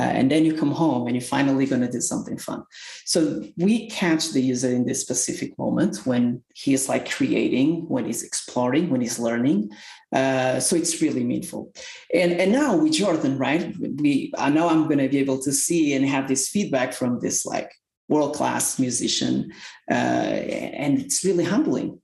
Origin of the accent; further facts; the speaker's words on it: Portugal; moved away as an adult; now in Salt Lake City, United States; I live in Salt Lake City now. I'm originally from Portugal. I moved to the United States around 6 years ago.